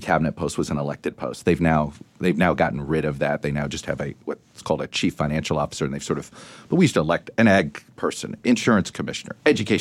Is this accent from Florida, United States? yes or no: yes; Miami, Florida, United States; moved away; I grew up in Miami.